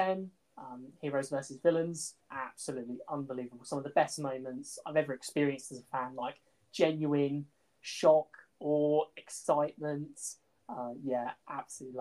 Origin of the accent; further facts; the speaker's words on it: Portsmouth, South East England, United Kingdom; also born or lived in Midlands; now in Nottingham, United Kingdom; my dad used to drive me to school when I grew up in Portsmouth